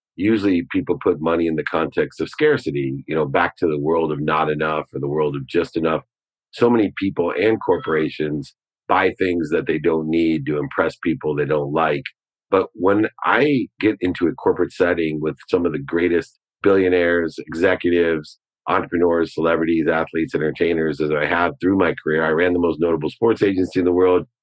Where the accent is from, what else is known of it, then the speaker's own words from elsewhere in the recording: Ohio, United States; a Buckeye like me